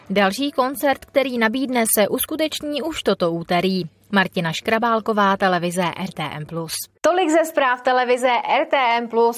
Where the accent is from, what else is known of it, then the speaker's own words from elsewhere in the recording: Cvikov, Liberec Region, Czechia; ale já jsem zvyklý na to cyklovsky, že jsem ze Cviková.